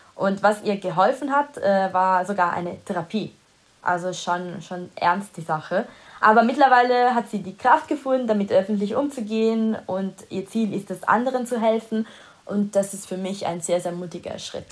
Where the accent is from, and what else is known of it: Italy; first language Italian; German is a second language; moved away